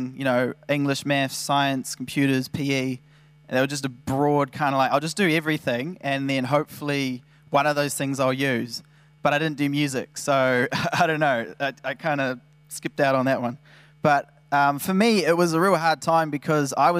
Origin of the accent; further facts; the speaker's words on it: New Zealand; I'd like to think I'm from New Zealand